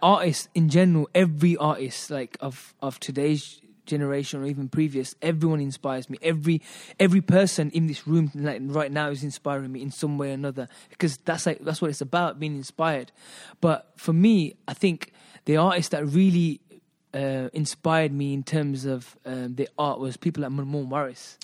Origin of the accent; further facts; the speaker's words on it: Birmingham, West Midlands, United Kingdom; also born or lived in Hoshiarpur, Punjab, India; I'm British, um, born and brought up in Britain. Um, I come from the hub, which is Handsworth